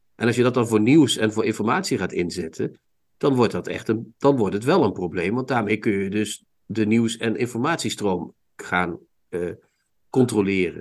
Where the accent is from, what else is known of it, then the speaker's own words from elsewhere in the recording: Limburg, Netherlands; ik ben zelf ook een Limburger